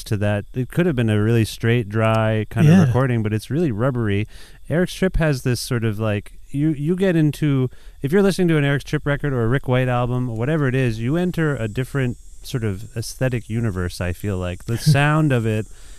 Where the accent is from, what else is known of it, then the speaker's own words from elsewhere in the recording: Cambridge, Ontario, Canada; I grew up in Cambridge